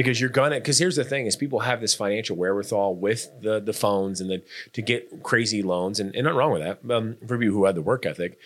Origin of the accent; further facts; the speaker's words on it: Norfolk, Nebraska, United States; Chad and I grew up in Norfolk, Nebraska